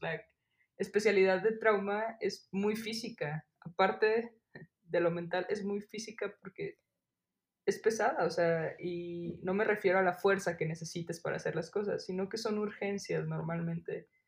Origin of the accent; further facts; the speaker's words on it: Guadalajara, Jalisco, Mexico; moved away as an adult; also born or lived in Mexico City; now in State of Mexico, Mexico; voy a Guadalajara, que es de donde yo soy, a ver a mi familia